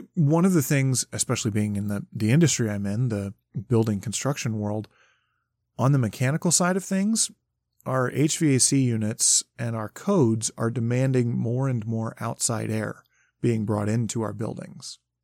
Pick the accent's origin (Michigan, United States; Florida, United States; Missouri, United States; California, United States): Michigan, United States; I grew up in Michigan